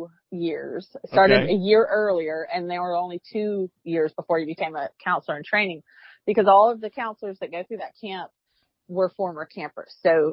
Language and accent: English; Mount Pleasant, South Carolina, United States; I grew up in Mount Pleasant, South Carolina, fishing my whole life.